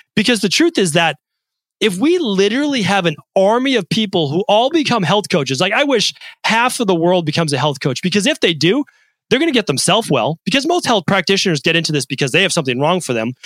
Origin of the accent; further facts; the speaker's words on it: Medford, Massachusetts, United States; I didn't have aspirations as a kid growing up in Medford, Massachusetts.